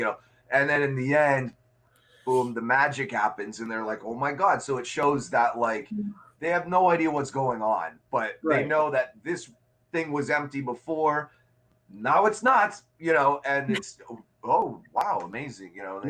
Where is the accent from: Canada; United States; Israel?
United States; Minnesota; moved away as an adult; now in Chicago, United States; When I turned 18, I moved from Minnesota to Chicago, and I didn't have any real client base in Chicago.